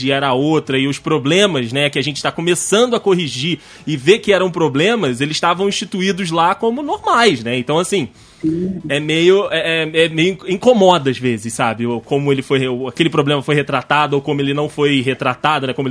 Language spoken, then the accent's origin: Portuguese; Rio de Janeiro, Brazil; eu sou do interior do Rio, né? Eu sou da região serrana do Rio.